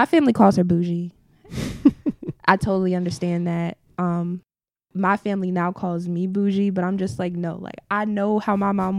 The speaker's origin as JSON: {"language": "English", "town": "Newport News", "region": "Virginia", "country": "United States", "tie": "born or raised there", "said": "Well, for me, I think it was pretty okay. I grew up uptown. My family is from downtown."}